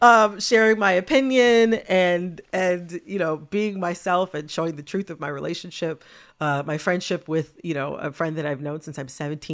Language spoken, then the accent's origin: English; Detroit, Michigan, United States; So I mean, everything about growing up in the Detroit area shaped who I am as a person. I have so much pride for home